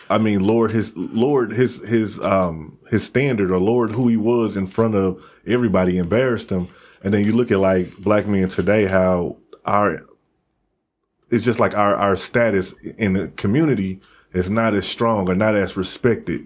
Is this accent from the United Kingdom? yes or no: no; Midwest, United States; I'm from the Midwest